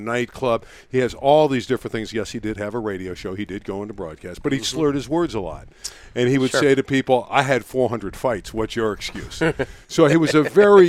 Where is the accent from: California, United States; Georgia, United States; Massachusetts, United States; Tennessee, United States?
California, United States; Los Angeles; also born or lived in Canada / Las Vegas; North Hollywood, California, exactly where I am now. I am in the same home I grew up